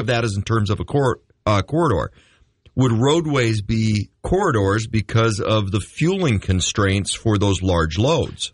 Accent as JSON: {"language": "English", "area": "Red River Valley", "region": "North Dakota", "country": "United States", "tie": "born or raised there", "said": "growing up in the River Valley of North Dakota"}